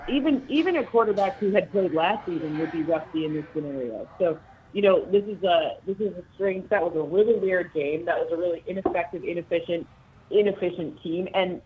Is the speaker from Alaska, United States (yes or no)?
no; Michigan, United States